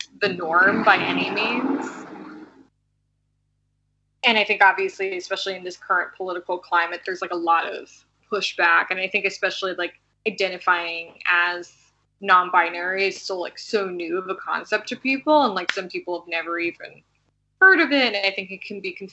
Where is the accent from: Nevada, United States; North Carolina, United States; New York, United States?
New York, United States; I was born and raised in New York